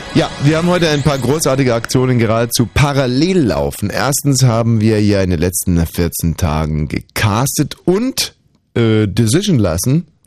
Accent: Bavaria, Germany; da wo ich herkomme, ist jetzt nicht ganz China, sondern Bayern

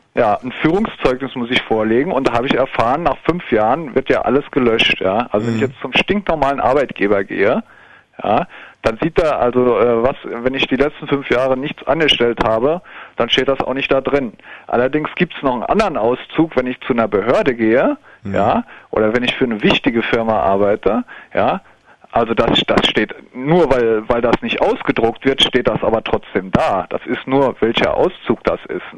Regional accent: West Germany, Germany; also born or lived in West Berlin; ich komme ja aus dem Westen

